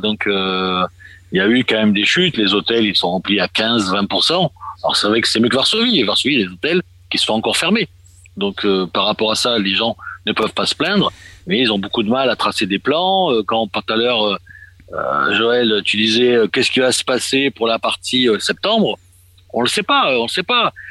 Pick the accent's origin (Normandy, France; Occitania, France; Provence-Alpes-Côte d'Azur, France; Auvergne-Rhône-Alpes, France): Provence-Alpes-Côte d'Azur, France; Marseille; moved away as an adult; now in Poland; je suis né à Marseille il y a quelques années